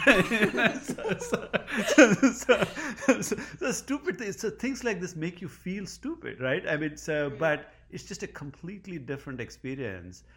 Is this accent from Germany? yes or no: no; India; moved away as an adult; now in Providence, United States; I grew up in India.